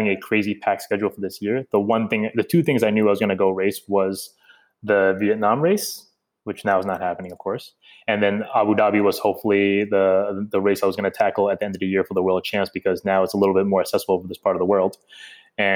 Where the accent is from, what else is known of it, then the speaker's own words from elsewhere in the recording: United States; moved away; me being an American